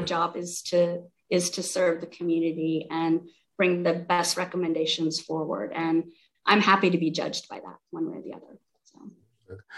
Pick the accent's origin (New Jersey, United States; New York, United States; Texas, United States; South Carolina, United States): South Carolina, United States; moved away as an adult; also born or lived in Bay Area, California / Portland, Oregon / San Jose, California; now in Santa Barbara, United States; I'm from South Carolina originally.